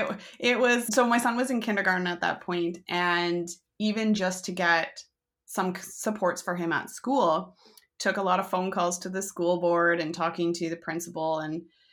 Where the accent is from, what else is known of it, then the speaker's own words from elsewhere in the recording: Canada; I'm a Canadian mom of two